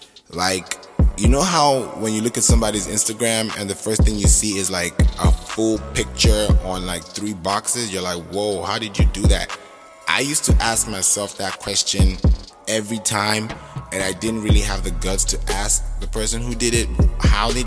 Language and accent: English; Kenya; moved away as an adult; also born or lived in Nigeria; now in United States; I was born in Nigeria, but I grew up in Kenya